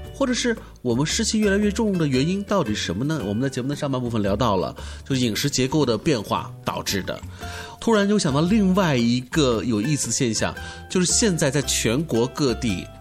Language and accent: Chinese; China; 我们作为一个中国人，作为一个东方人